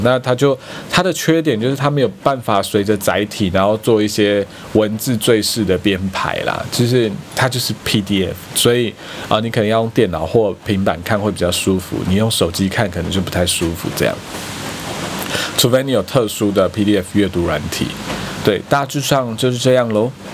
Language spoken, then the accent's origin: Chinese; eastern Taiwan, Taiwan; 那总之我就非常喜欢去花蓮，因为我是东部人嘛